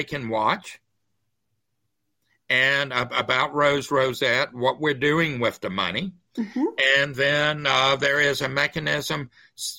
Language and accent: English; South Mississippi, United States; I'm from South Mississippi